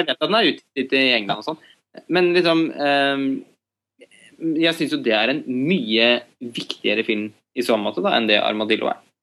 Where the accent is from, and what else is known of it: Norway